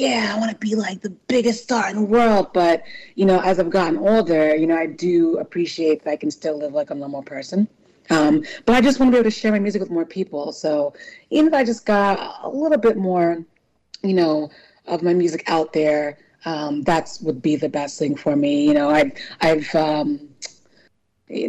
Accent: New Orleans, Louisiana, United States; also born or lived in California / New York; now in Philadelphia, United States; I was raised in New Orleans, Louisiana. So always NOLA girl for life

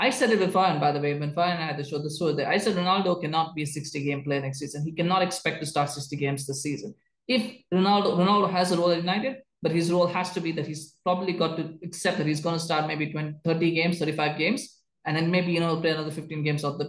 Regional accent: Canada; as a Canadian

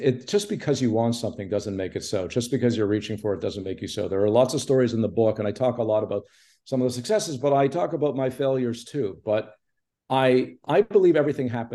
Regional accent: Montreal, Quebec, Canada; moved away; also born or lived in Toronto; I grew up in Montreal and I was living in Toronto.

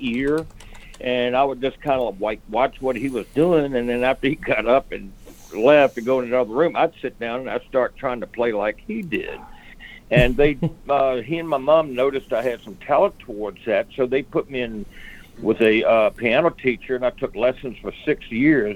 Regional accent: Virginia, United States; moved away as an adult; now in Nashville, United States; I grew up in Virginia, and then after I joined the Army, got out, and I started pursuing music. And I finally moved into Nashville in 1990

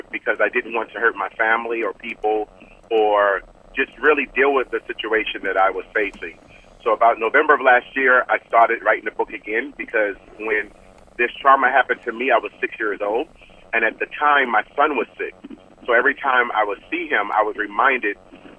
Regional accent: Baltimore, Maryland, United States; now in Arizona, United States; I was born and raised in Baltimore, Maryland, and I currently reside in Arizona.

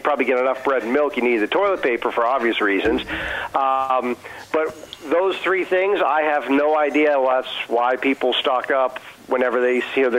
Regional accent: Allegheny County, Pennsylvania, United States; also born or lived in South Texas; Born and raised in Allegheny County

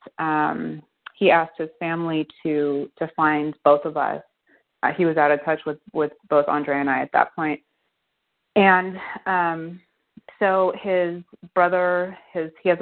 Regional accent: New Zealand; moved away as an adult; also born or lived in Los Angeles, United States; now in United States; I was born in LA, I'm an American, but I was raised in New Zealand

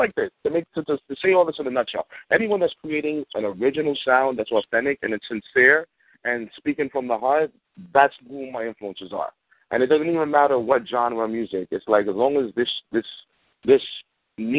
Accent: New York City, New York, United States; being a black kid growing up in Bed-Stuy in the 80s

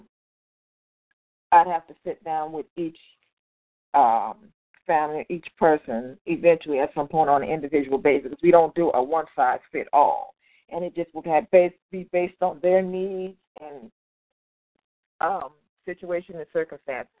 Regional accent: Compton, California, United States; now in Inland Empire, United States; I grew up in Compton, but I currently live in the Inland Empire

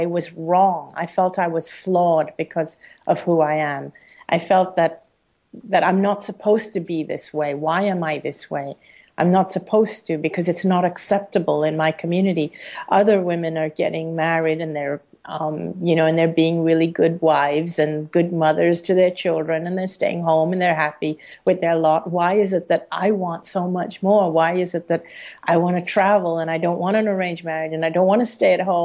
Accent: Hong Kong; living in Hong Kong and being an Indian person in a Chinese country, being an Indian

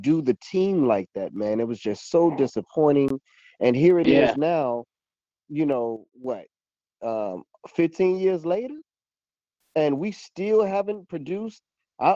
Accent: Chicago, Illinois, United States; as a Chicagoan

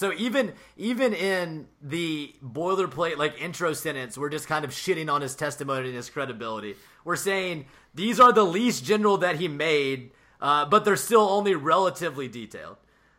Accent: the South, United States; I'm from the South

